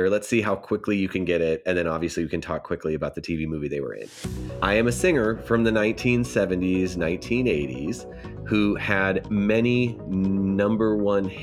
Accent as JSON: {"language": "English", "region": "Scotland", "country": "United Kingdom", "said": "I'm Scottish."}